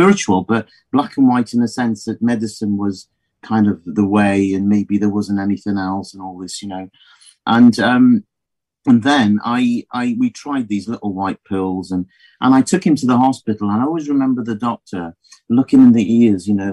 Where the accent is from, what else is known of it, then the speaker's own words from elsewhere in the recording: Midlands, United Kingdom; moved away as an adult; now in South Wales, United Kingdom; I came from the Midlands.